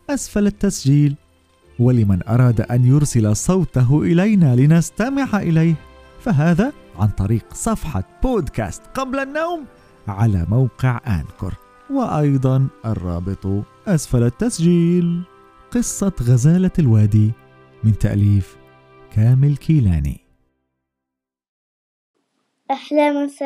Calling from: Syria; عمري سبع سنوات من سوريا

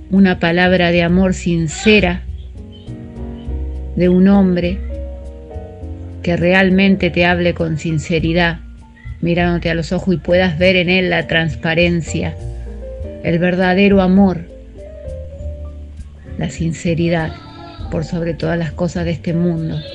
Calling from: Mar del Plata, Buenos Aires Province, Argentina; Hola Pato … de Mar del Plata, tu vieja oyente

